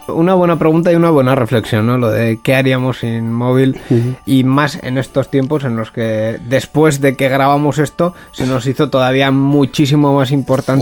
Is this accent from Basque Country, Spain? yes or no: yes; Bilbao, Basque Country, Spain; al final somos de Bilbao